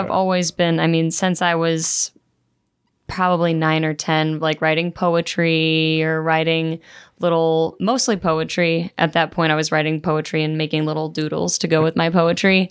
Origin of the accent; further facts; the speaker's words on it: South Florida, United States; moved away as an adult; now in St. Louis, United States; I'm from South Florida